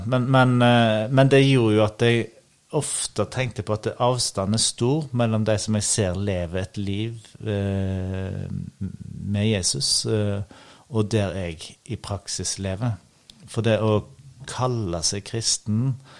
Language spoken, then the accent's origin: Norwegian; Husnes, Vestland, Norway; accent: bastarddialekt; moved away as an adult; also born or lived in Ryfylke; now in Oslo, Norway; jeg er altså. oppvokst i Ryfylke før jeg flyttet til Husnes, så jeg har litt bastarddialekt. Men, eh, Aha. så jeg har en fin oppvekst i, på Husnes i Kvinnherad. Og nå bor jeg i Oslo.